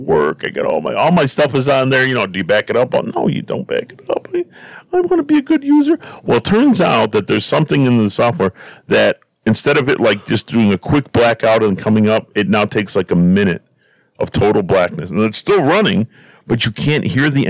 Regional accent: Stickney, Illinois, United States; we grew up in Stickney. We knew all our neighbors

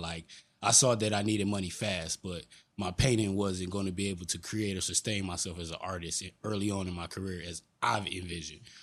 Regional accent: Detroit, Michigan, United States; I'm born and raised in Detroit

